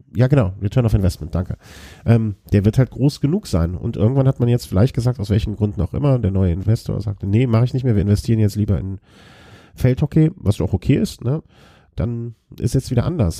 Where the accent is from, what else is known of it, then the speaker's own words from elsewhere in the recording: Germany; als Deutscher